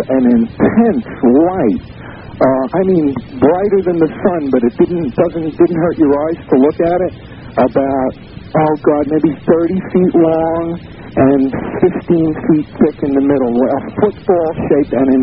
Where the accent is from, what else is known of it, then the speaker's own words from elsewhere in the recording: New York City, New York, United States; I'm a native New Yorker. I'm 47 years old. I'm born and raised in Manhattan